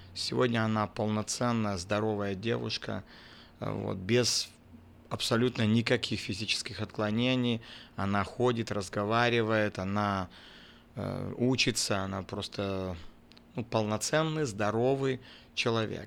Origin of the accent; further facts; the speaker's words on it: Vawkavysk, Grodno Region, Belarus; also born or lived in Crimea; now in Pinsk, Belarus; Родился в городе Волковыской Гродненской области